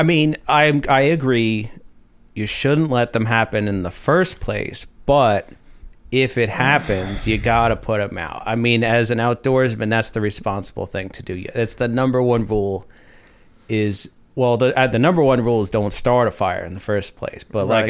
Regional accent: Texas, United States; also born or lived in California; Well, originally Texas, and I lived in Cali for a while

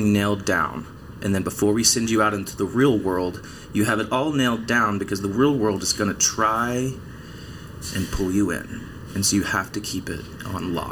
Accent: East Texas, United States; moved away as an adult; also born or lived in Belton, Texas; born and raised in East Texas

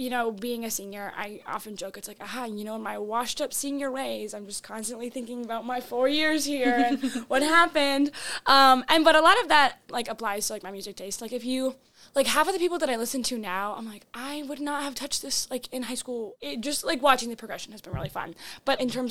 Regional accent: North Dakota, United States; moved away; originally I'm from North Dakota

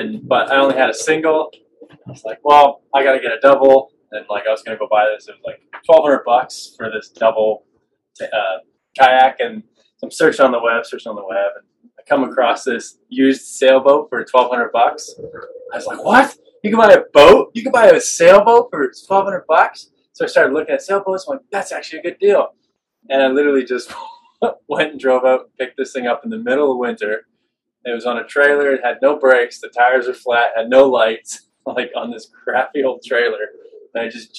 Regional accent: Vancouver, British Columbia, Canada; I'm from Vancouver.

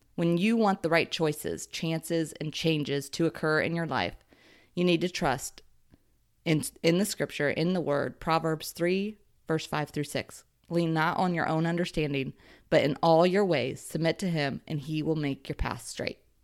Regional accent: Ohio, United States; I was raised in Ohio and considered a Midwest girl

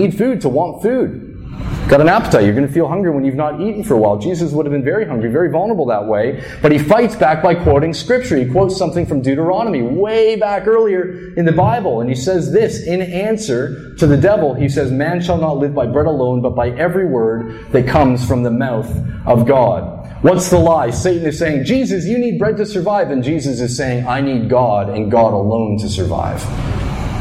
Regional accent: New Brunswick, Canada; I grew up in New Brunswick

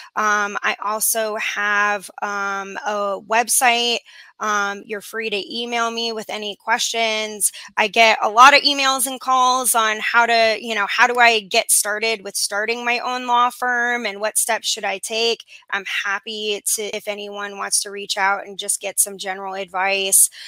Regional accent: Arizona, United States; moved away as an adult; also born or lived in Washington, D.C. / Miami; I'm originally from Arizona

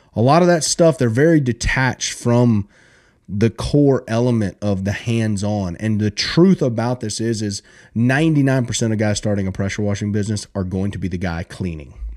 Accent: South Alabama, United States; I grew up in South Alabama

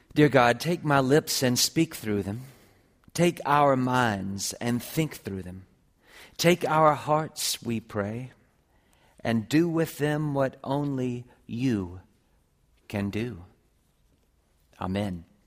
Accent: Columbia, South Carolina, United States; moved away; I grew up with her in Columbia, South Carolina

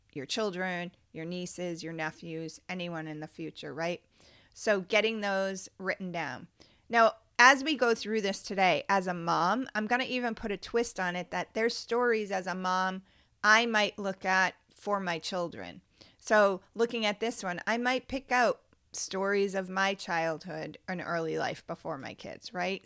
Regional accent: Cape Cod, Massachusetts, United States; also born or lived in Orleans, Massachusetts; Growing up on Cape Cod was a magical experience

